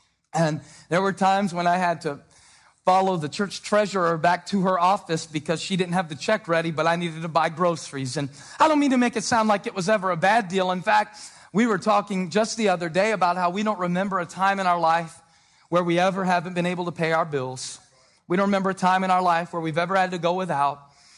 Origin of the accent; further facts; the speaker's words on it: Moncks Corner, South Carolina, United States; Growing up in Monk's Corner, South Carolina, with a dad who dropped out of school in the eighth grade.